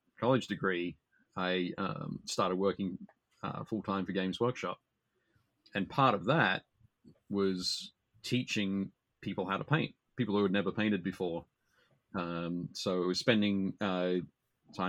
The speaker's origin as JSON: {"language": "English", "town": "Newcastle", "region": "New South Wales", "country": "Australia", "tie": "born or raised there", "said": "in my hometown, Newcastle in Australia, I started playing, started painting"}